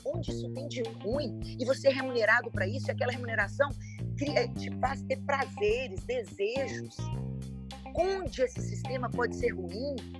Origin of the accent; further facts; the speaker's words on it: Brazil; Como uma boa brasileira